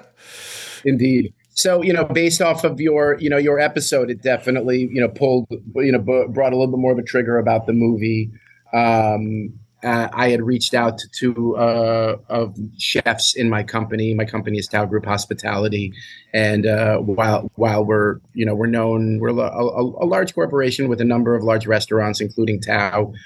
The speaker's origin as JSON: {"language": "English", "town": "New York City", "region": "New York", "country": "United States", "tie": "born or raised there", "said": "I grew up in New York City and used to take the New York City public bus home from school"}